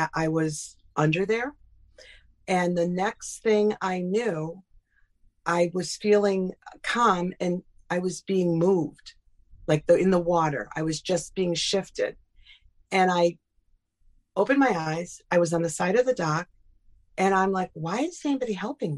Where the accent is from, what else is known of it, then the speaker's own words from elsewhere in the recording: Burlington, Connecticut, United States; I grew up in Burlington, Connecticut